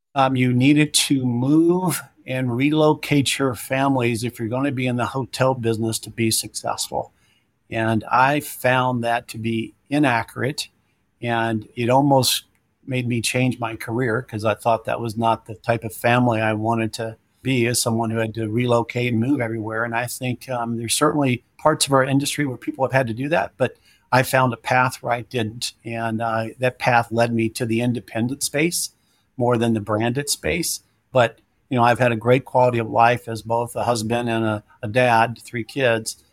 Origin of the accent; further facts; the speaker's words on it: Louisville, Kentucky, United States; moved away as an adult; also born or lived in Miami, Florida; I grew up in, uh, Louisville, Kentucky, where my mom and father, you know, resided and lived their